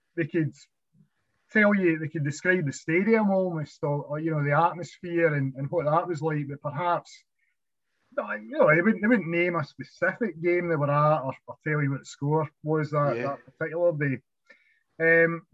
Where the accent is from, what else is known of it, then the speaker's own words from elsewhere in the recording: Kilmarnock, Scotland, United Kingdom; I grew up on South Hamilton Street